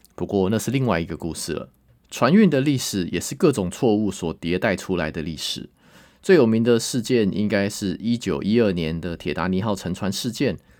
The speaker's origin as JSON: {"language": "Chinese", "country": "Taiwan", "said": "我们台湾人"}